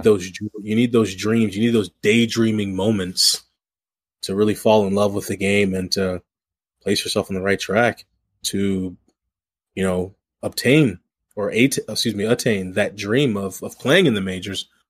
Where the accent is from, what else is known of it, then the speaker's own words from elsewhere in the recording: St. Louis, Missouri, United States; I grew up in the Saint Louis area